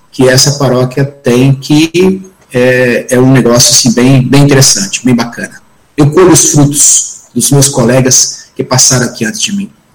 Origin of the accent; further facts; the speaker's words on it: Espírito Santo, Brazil; eu sou capixaba, sou do Espírito Santo